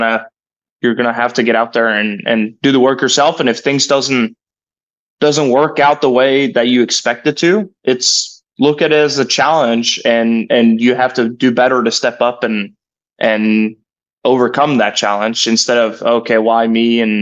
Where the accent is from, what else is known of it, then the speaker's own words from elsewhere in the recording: Norway; now in Stillwater, United States; You know, me growing up in Norway, this is home away from home. Been here for over 7 years now